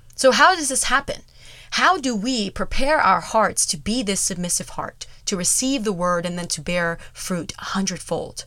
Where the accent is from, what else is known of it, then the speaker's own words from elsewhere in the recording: United States; we are so in danger of as American Christians